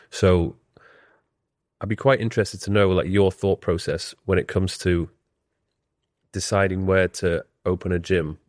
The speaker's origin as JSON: {"language": "English", "town": "Leeds", "region": "Yorkshire and the Humber", "country": "United Kingdom", "tie": "born or raised there", "also_born_or_lived": "Newcastle / London", "moved": "as an adult", "said": "I was born and bred in Leeds"}